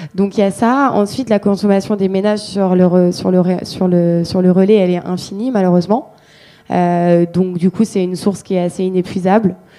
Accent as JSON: {"language": "French", "town": "Marseille", "region": "Provence-Alpes-Côte d'Azur", "country": "France", "said": "je suis marseillaise"}